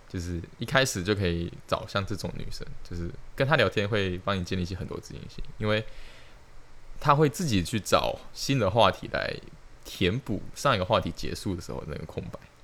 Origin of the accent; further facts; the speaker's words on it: Tainan, Taiwan; moved away as an adult; now in Hsinchu, Taiwan; 因为我是台南人嘛，所以我就加入南有会